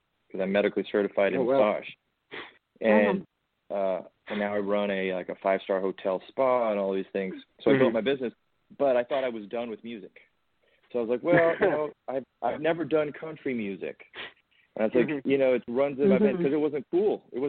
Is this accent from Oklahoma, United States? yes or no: yes; Oklahoma, United States; born there; country singer. And my dad, I was born in Oklahoma.